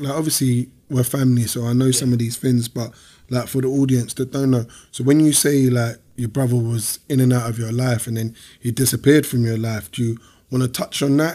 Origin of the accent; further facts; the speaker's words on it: London, United Kingdom; I grew up in Peckham, but I never grew up in an estate.